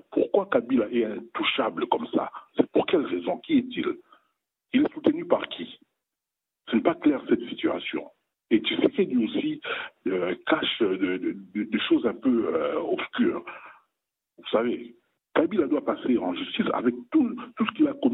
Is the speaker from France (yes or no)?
no; DR Congo; comme chez nous à la République démocratique du Congo